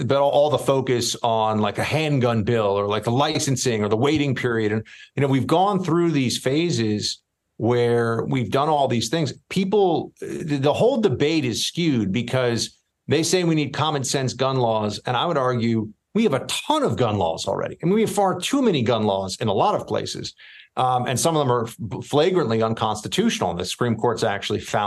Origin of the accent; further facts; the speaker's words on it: New York City, New York, United States; moved away; I grew up in New York City.